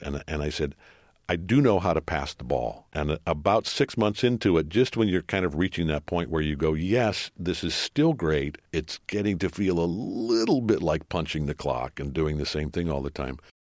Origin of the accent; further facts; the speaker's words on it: Detroit, Michigan, United States; my hometown, Detroit Tigers